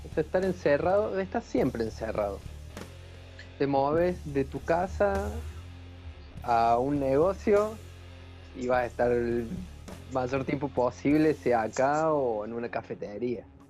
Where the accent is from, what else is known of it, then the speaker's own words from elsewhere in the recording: Córdoba, Argentina; now in Ushuaia, Argentina; Yo soy de Córdoba